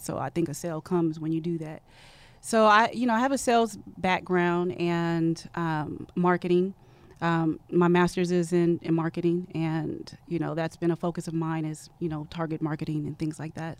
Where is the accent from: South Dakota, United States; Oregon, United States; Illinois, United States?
Oregon, United States; moved away as an adult; a girl from Oregon